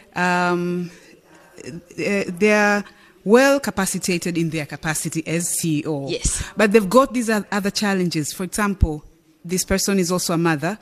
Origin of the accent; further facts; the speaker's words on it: Tanzania; I'm from Tanzania